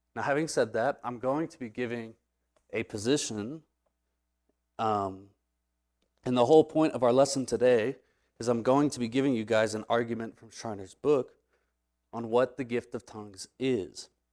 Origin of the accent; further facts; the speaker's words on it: Texas, United States; I'm gonna say glossa, 'cause I'm from Texas